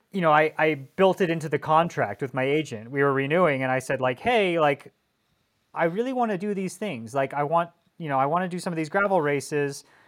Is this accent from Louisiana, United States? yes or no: no; Colorado, United States; now in Northern California, United States; I was growing up in Colorado and I was winning races as a junior in the pro one twos